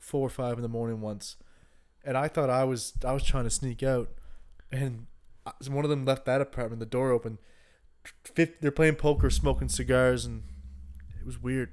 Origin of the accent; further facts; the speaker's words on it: Canada; moved away; I was from the East Coast